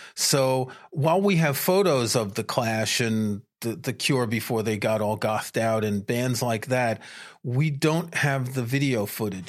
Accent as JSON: {"language": "English", "region": "New York", "country": "United States", "tie": "born or raised there", "also_born_or_lived": "France", "moved": "as an adult", "said": "I grew up in New York"}